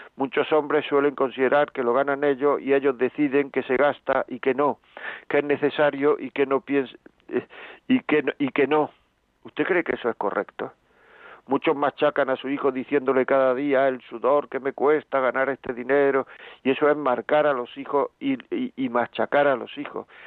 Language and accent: Spanish; Granada, Andalusia, Spain; yo soy de Granada